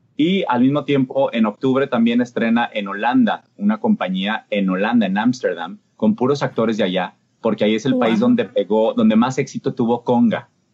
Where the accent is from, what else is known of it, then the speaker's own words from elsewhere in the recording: Mexico; moved away; allá en mi país